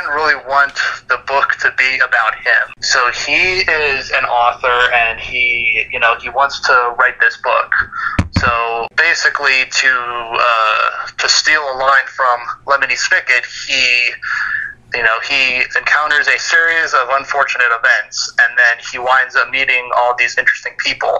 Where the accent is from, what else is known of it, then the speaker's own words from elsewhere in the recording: Scottsdale, Arizona, United States; moved away; also born or lived in Harrisburg, Pennsylvania; I actually grew up in Scottsdale, Arizona